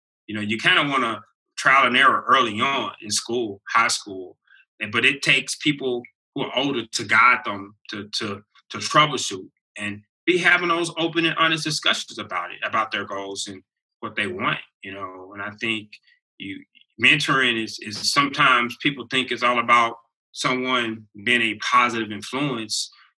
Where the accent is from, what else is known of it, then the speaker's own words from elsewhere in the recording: El Paso, Texas, United States; I'm from El Paso, I'm here, and I see things. All that stuff I grew up around, it was probably jacked up.